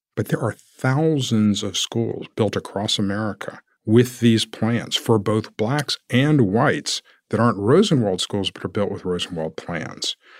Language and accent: English; Savannah, Georgia, United States; moved away as an adult; now in Atlanta, United States; I grew up in Savannah